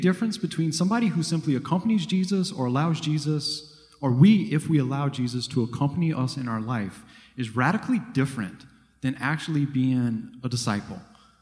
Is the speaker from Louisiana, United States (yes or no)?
yes; Thibodaux, Louisiana, United States; now in New Jersey, United States; I live up in New Jersey. I grew up in Thibodaux.